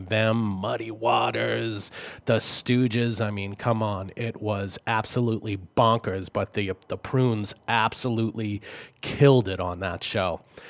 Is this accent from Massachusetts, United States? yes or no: yes; Boston, Massachusetts, United States; accent: Boston; my Boston accent.